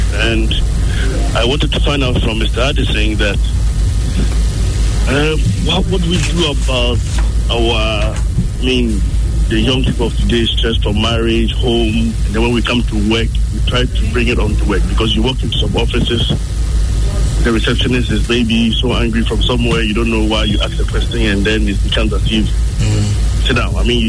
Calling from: Ofankor, Greater Accra, Ghana; I'm calling from Ofanko.

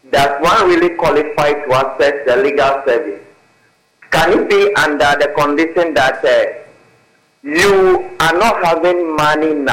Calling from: Meta, Volta, Ghana; Yes, I'm calling from Meta in the North Tongu district, the Volta region.

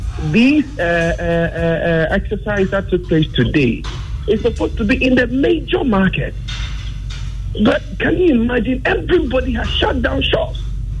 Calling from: Teshi, Greater Accra, Ghana; I'm calling from Teshi.

